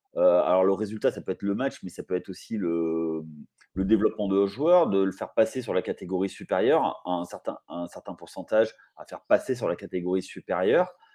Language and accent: French; Limoges, Nouvelle-Aquitaine, France; je suis de Limoges